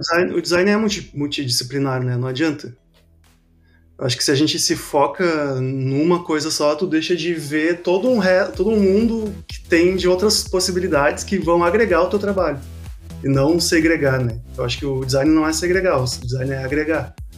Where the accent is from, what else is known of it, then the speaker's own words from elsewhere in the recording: Porto Alegre, Rio Grande do Sul, Brazil; mesmo estando em Porto Alegre, sou de Porto Alegre